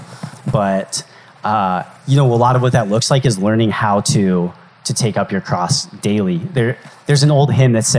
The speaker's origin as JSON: {"language": "English", "region": "Colorado", "country": "United States", "tie": "born or raised there", "moved": "as an adult", "said": "my hometown in Colorado"}